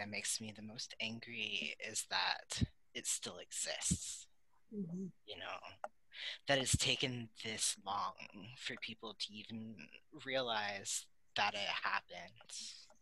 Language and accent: English; United States; also born or lived in Louisiana; I'm from the States